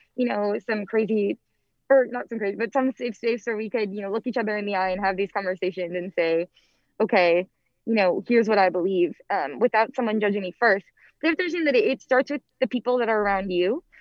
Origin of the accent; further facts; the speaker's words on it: Antioch, Illinois, United States; moved away as an adult; now in Washington, D.C., United States; I'm originally from Antioch, Illinois, which is a super small town right on the border of Illinois and Wisconsin.